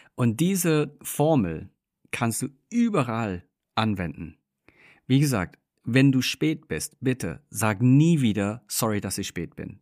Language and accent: German; England, United Kingdom; moved away; ich bin gebürtiger Engländer, das heißt, wir sind großgezogen mit einem extrem hohen Fokus auf Freundlichkeit